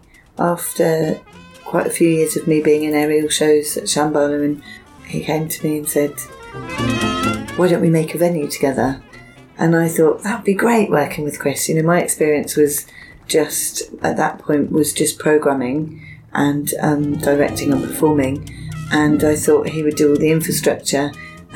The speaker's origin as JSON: {"language": "English", "town": "Bristol", "region": "South West England", "country": "United Kingdom", "tie": "born or raised there", "said": "My hometown is Bristol"}